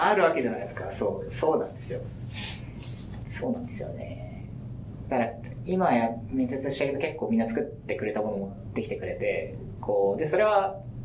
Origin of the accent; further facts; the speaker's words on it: Hokkaido, Japan; moved away as an adult; now in Tokyo, Japan; 僕ももう今出身北海道なんで